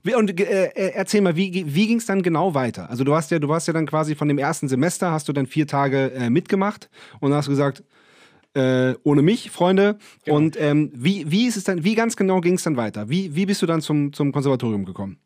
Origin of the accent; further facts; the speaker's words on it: Northern Germany, Germany; now in Vienna, Austria; Wir haben ja auch unseren Proberaum in dem Elternhaus, auf dem, auf dem Land in Norddeutschland